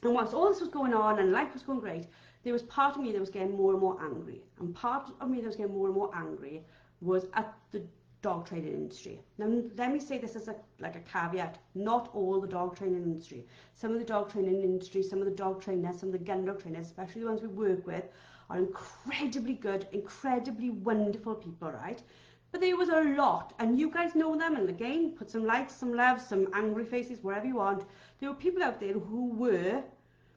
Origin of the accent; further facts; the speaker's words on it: Wales, United Kingdom; I'm Welsh